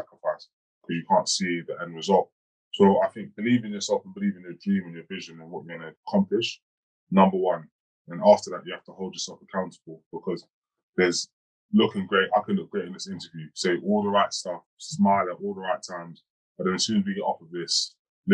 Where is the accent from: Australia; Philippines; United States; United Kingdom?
United Kingdom; London; I grew up in Hackney in East London, you know, in a council flat